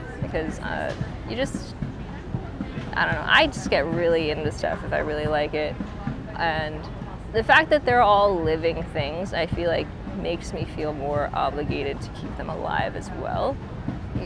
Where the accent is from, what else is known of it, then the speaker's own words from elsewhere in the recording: Florida, United States; now in St. Louis, United States; I'm from Florida originally, so my parents grew stuff all the time.